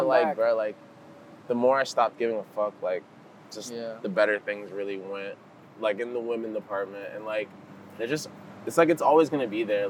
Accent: Homestead, Florida, United States; also born or lived in Cutler Bay / Goulds; I grew up in a pretty good area. You know, I grew up in Color Bay. I grew up in Ghouls. {S2} That's good. {S0} I grew up in Homestead.

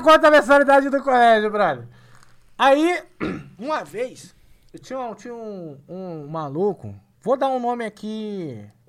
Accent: Rio de Janeiro, Brazil; now in São Paulo, Brazil; sou carioca

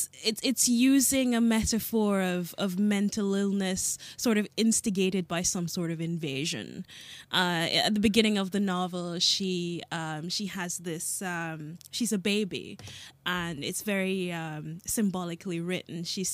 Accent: Jamaica; born there; I'm not African. I'm Jamaican by birth, and I've lived, well, too many places to mention here.

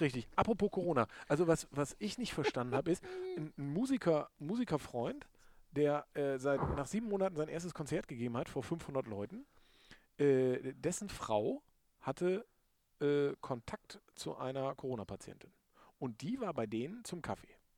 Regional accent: Lohne, Lower Saxony, Germany; now in Vechta, Germany; Lohne ist ja meine Heimatstadt. Ich wohne in Fechter

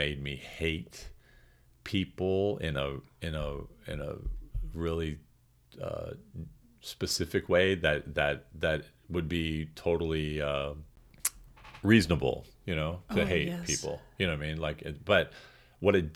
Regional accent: St. Charles, Missouri, United States; I did feel like I was treated a lot like a foreign exchange student growing up in St. Charles, Missouri

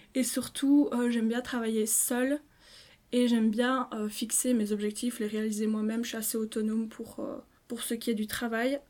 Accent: Liège, Wallonia, Belgium; je suis liégeoise pure souche

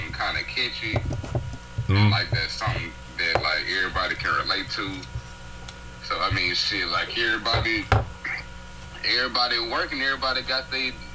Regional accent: Beaumont, Texas, United States; 409 Beaumont, Texas

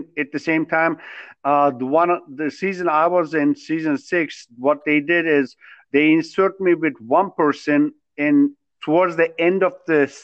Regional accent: Turkey; moved away as an adult; now in United States; I'm originally from Turkey. I was born, raised there all the way till I was 20 years old

